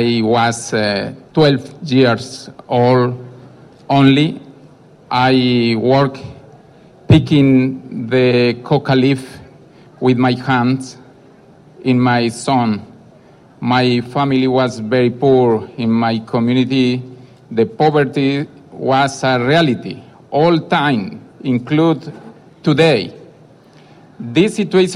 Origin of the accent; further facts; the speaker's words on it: Colombia; I come from Colombia